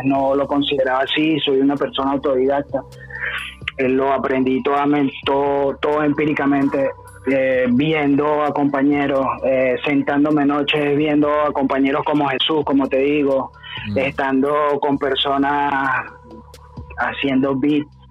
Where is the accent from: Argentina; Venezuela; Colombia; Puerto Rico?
Venezuela; Caracas, Capital District; moved away as an adult; also born or lived in Mérida, Venezuela; now in Chile; realmente yo soy de Caracas, okay. yo soy del Junquito, yo soy Junquito